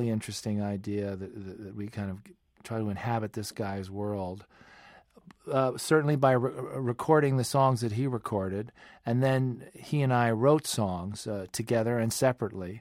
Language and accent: English; Westchester County, New York, United States; I grew up outside of New York in the suburbs of Westchester County